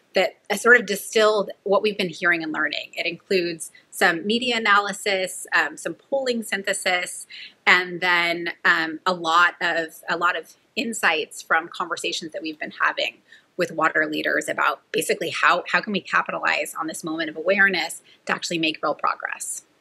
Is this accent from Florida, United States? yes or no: no; Merced, California, United States; I grew up in the Central Valley of California in a town called Merced